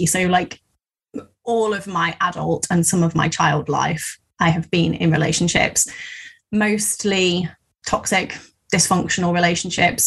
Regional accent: Midlands, United Kingdom; I'm from the Midlands

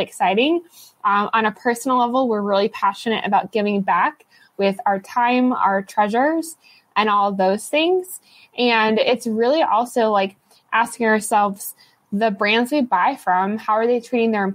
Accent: Ohio, United States; Where I grew up in Ohio

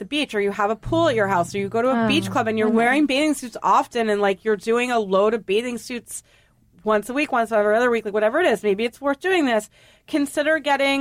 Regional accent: New England, United States; I just was reared in New England

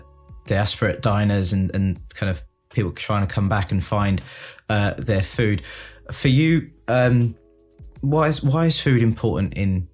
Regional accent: United Kingdom; growing up, you know, in the 80s and 90s, in a Britain where, yes, of course there are black people, but I was one of very few in the era I grew up in.

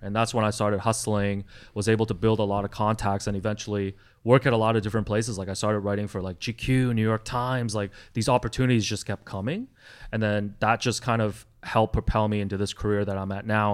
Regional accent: Toronto, Ontario, Canada; English is a second language; also born or lived in Hong Kong; I immigrated here to Toronto from Hong Kong with my family in 92 when I was 8 years old at the time and it was really hard for me as like a Chinese kid coming here like learning a new language

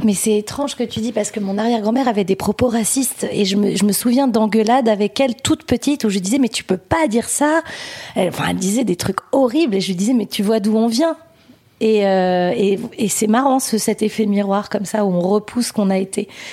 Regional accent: France; je suis née en France. Mon père est né en France

